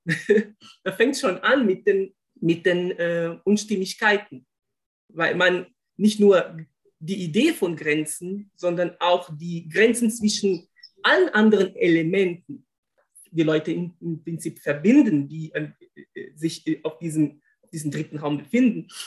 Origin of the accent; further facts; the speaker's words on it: Brazil; German is a second language; moved away; dass ich mich als Brasilianer bezeichne